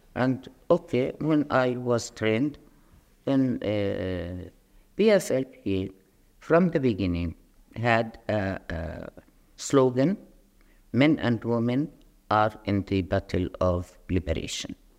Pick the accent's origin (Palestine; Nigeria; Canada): Palestine